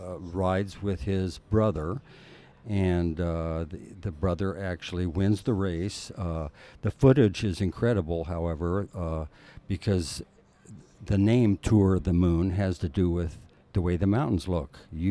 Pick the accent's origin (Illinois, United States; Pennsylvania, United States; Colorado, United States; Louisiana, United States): Colorado, United States; Denver; Yes, I'm from the Denver area, Denver, Colorado. I presently live in one of the suburbs in the southern part.